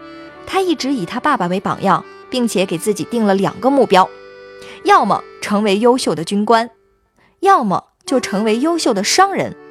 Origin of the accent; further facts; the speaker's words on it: Inner Mongolia, China; 他呢叫冬梅，我们是从小一起长大的，老家在内蒙古一个小村子里。